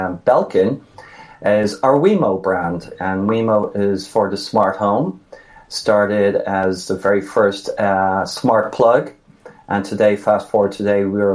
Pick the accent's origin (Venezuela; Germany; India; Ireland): Ireland; Dublin, Leinster; moved away as an adult; now in United States; I am in the States 31 years. I'm actually from Dublin.